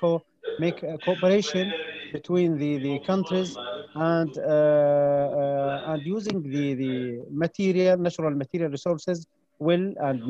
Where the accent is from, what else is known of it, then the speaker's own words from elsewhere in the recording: Jordan; from Jordan